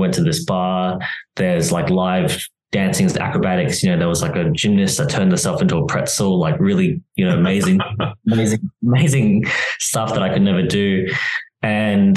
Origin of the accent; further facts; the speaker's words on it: Australia; moved away as an adult; now in Barcelona, Spain; So I am from Australia originally, but I do live in Europe now